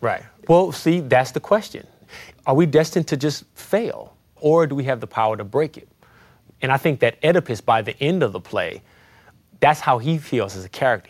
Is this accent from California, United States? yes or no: yes; San Francisco, California, United States; moved away as an adult; now in Beacon, United States; I live in Beacon, New York now, but I'm originally from the Fillmore, which is in San Francisco